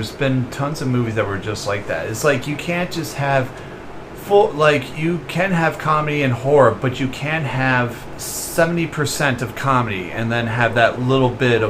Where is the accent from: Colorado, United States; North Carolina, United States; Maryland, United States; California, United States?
Maryland, United States; Ocean City; born or raised there; moved away